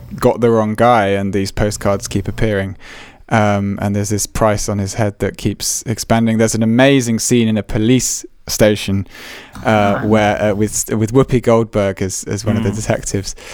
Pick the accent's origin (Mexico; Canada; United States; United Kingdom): United Kingdom; England; As English people